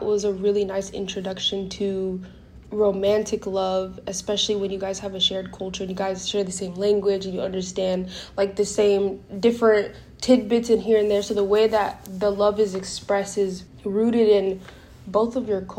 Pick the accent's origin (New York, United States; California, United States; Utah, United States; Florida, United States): California, United States; also born or lived in Guinea; where I grew up in California